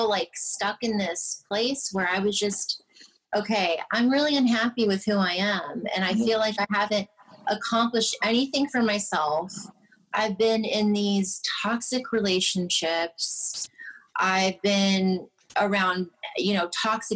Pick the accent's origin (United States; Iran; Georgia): United States; California; moved away; also born or lived in Michigan; they had moved to California, and I was born and raised there.